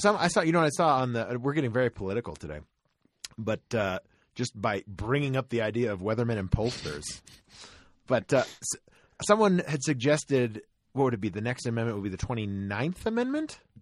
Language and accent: English; Tennessee, United States; moved away; also born or lived in Florida; my home state is Tennessee, technically